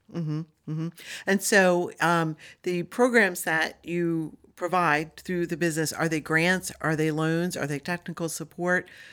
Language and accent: English; Delmarva Peninsula, United States; I grew up on Del Mar Vista